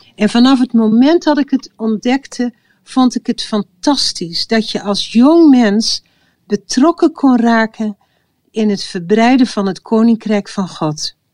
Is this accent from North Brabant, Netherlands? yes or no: no; village next to Oldebroek, Gelderland, Netherlands; het dorp wat naast ons dorp lag, in Oldebroek